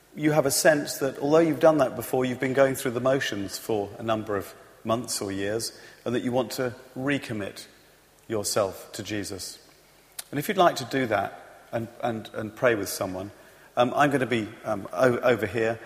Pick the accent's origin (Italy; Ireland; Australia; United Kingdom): United Kingdom; I'm British